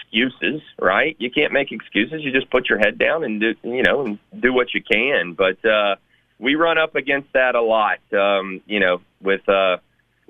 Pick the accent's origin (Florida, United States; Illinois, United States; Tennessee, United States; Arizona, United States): Tennessee, United States; Memphis; I'm very blessed to be able to do this in my hometown